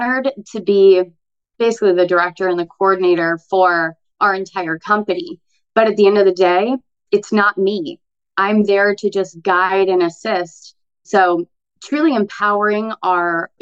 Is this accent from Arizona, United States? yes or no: yes; Arizona, United States; moved away as an adult; now in Florida, United States; as an Arizona girl. So I moved here from Arizona 4 years ago